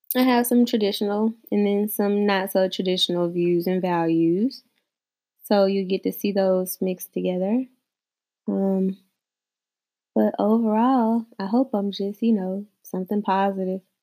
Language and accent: English; the South, United States; I am a woman from the South